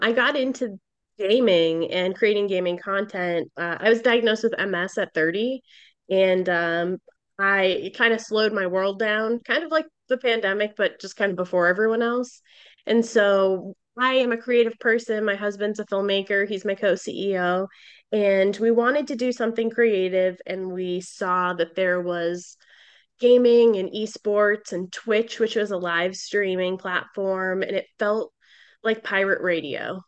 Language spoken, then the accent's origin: English; Boston, Massachusetts, United States; I'm from Boston